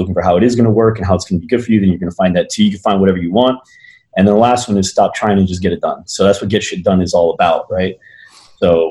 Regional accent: New Jersey, United States; moved away as an adult; also born or lived in Arizona; I was born and raised in New Jersey, moved out to Arizona on my 18th birthday for college

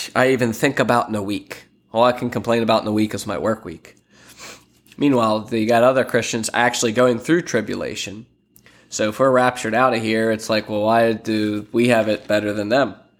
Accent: Lancaster, Pennsylvania, United States; now in Sarasota, United States; I'm originally from Lancaster, Pennsylvania.

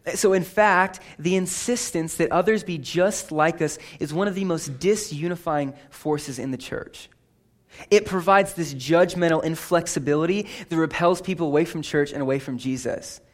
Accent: California, United States; I grew up in California.

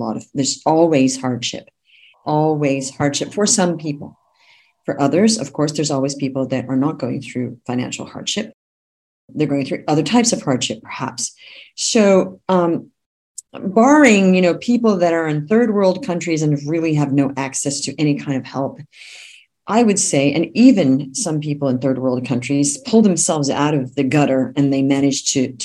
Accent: Australia; moved away; also born or lived in California; I'm actually from California, but I grew up in Australia

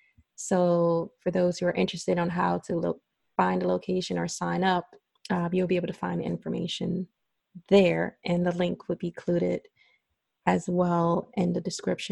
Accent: Brooklyn, New York, United States; I actually was born and raised in Brooklyn.

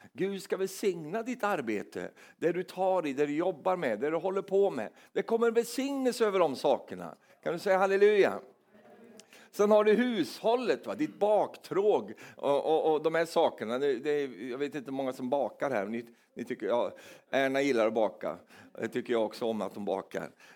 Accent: Sweden; som är svensk

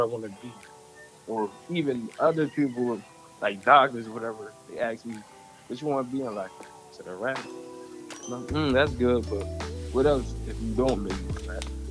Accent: Camden, New Jersey, United States; growing up in Camden

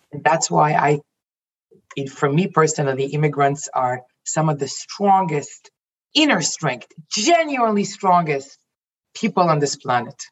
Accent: Jerusalem, Jerusalem District, Israel; also born or lived in United States; now in Toronto, Canada; I was born in Jerusalem, Israel. I was raised in you know in, in Israel, and I moved to the U.S. In, back in 2001, and then ended up in in Canada in 2004, and I'm still in Toronto, Canada.

